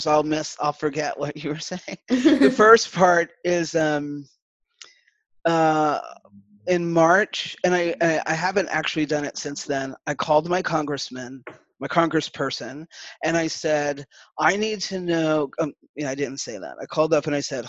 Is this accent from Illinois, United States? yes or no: no; New York City, New York, United States; growing up in the Bronx with like a rainbow of people